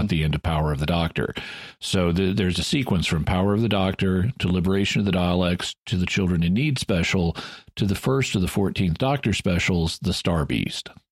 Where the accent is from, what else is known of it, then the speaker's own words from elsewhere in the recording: United States; I'm an American